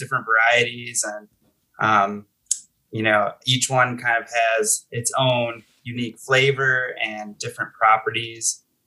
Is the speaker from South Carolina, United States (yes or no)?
no; Buffalo, New York, United States; moved away as an adult; now in Colorado, United States; I'm originally from Buffalo, New York.